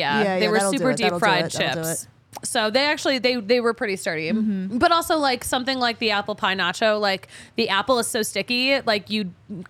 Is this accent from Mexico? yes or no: no; New England, United States; oh, we're from New England.